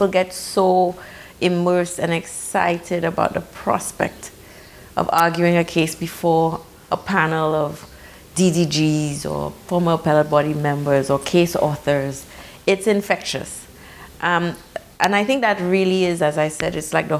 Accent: St. Lucia; Yes, I'm from St. Lucia, which is a very small island in the Caribbean

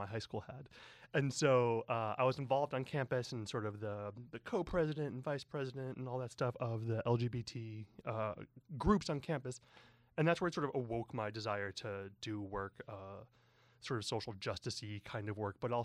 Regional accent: the Midwest, outside Chicago, Illinois, United States; moved away as an adult; now in San Francisco, United States; I grew up in the Midwest, outside Chicago, and I moved to San Francisco about, 18 years ago

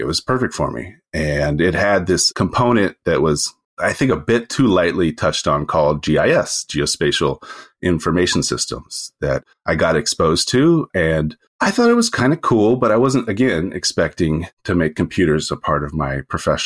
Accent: Northern California, United States; now in San Francisco, United States; I grew up in Northern California, kind of in the middle of the nowhere

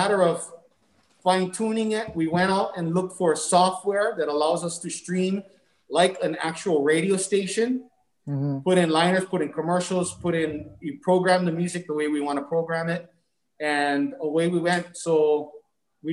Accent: Honolulu, Hawaii, United States; born and raised in Kalihi.

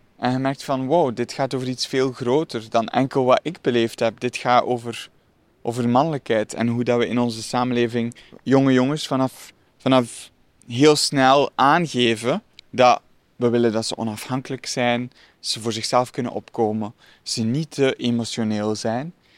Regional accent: Dikkelvenne, Flanders, Belgium; Ik groeide op in Dikkelvenne

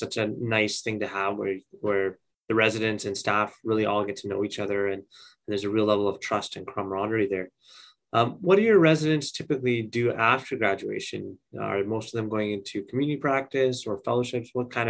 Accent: Edmonton, Alberta, Canada; where I grew up in Edmonton.

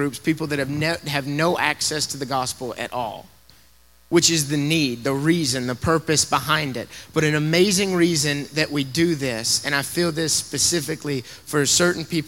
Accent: Tennessee, United States; now in Colorado Springs, United States; I'm originally from Tennessee

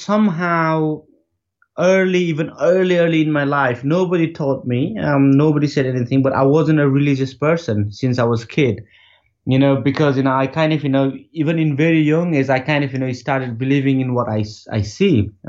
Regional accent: Nepal; moved away as an adult; also born or lived in Chitwan, Nepal / United Kingdom; I was born in Nepal, but I was raised in the Gurkhas and United Kingdom Special Forces. And of course, you know, I was made in the mountains. But coming that, you know, I spent 16 years in the British military.

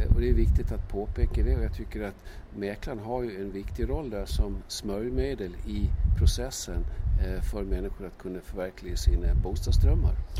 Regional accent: Gotland, Sweden; jag är gotlänning i botten

